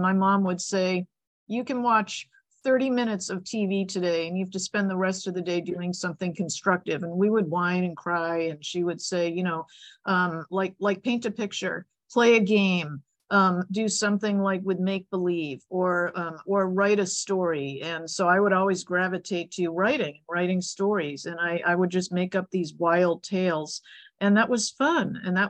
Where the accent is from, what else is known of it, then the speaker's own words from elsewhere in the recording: Boston, Massachusetts, United States; I grew up in Boston. And, you know, Boston has like 9 months of winter and incredible winters.